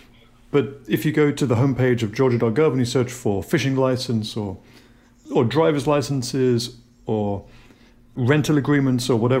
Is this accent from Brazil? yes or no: no; United Kingdom; also born or lived in Southern United States; now in United States; a British person who lived in the South 20 years or so